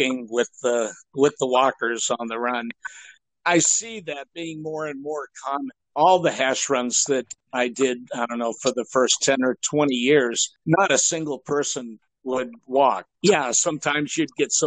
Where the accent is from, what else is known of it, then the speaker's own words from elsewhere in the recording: Massachusetts, United States; moved away as an adult; also born or lived in Okinawa; I grew up in Massachusetts